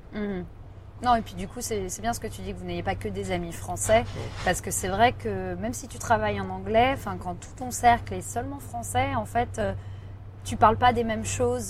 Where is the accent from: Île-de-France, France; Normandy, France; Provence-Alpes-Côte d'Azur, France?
Île-de-France, France; Paris; moved away as an adult; now in Sydney, Australia; je viens de Paris.